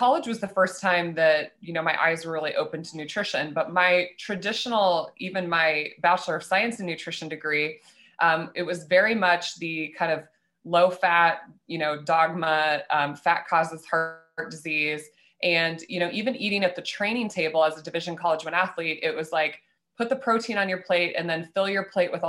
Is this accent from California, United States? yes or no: no; Nebraska, United States; I grew up in Nebraska as a young girl